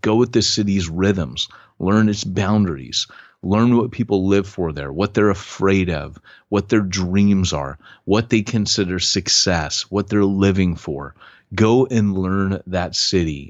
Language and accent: English; Huntington Beach, California, United States; I grew up in Huntington Beach